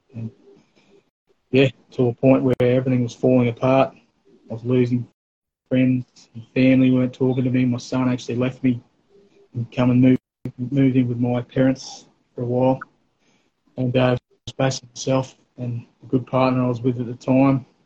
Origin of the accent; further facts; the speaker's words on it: North Stradbroke Island, Queensland, Australia; we eventually moved over there, probably around um, eleven, something like that. So all my teenage years and early uh, adulthood, I spent over there